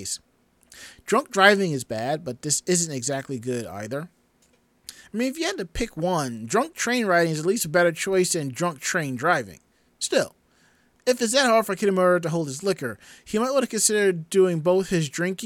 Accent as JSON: {"language": "English", "region": "New York", "country": "United States", "said": "a New Yorker"}